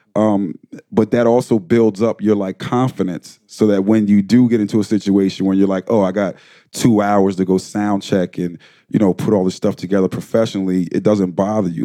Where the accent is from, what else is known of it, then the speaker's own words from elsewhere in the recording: Wilmington, Delaware, United States; grew up in Wilmington, Delaware